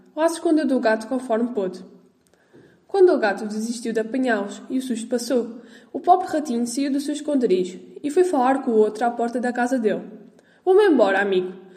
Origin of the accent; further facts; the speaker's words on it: Portugal; sou de Portugal